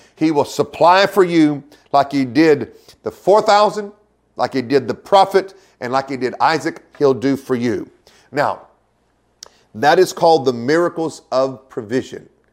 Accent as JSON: {"language": "English", "region": "Oklahoma", "country": "United States", "tie": "born or raised there", "said": "I grew up in Oklahoma"}